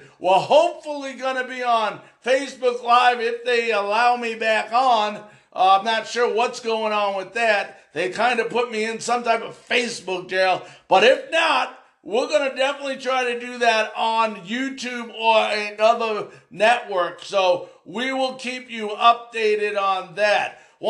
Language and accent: English; Long Island, New York, United States; now in Florida, United States; I'm actually from originally Long Island.